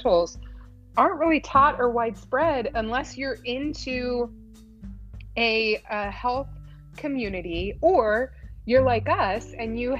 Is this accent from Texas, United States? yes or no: yes; Galveston, Texas, United States; now in Maryland, United States; I'm in Maryland. Currently, but I was raised in Texas